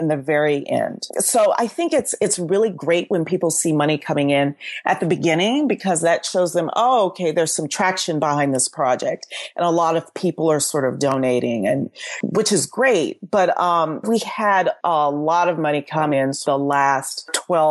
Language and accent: English; Southwest Louisiana, United States; moved away; I'm from Southwest Louisiana, and both my parents were born late 40s in northern Louisiana.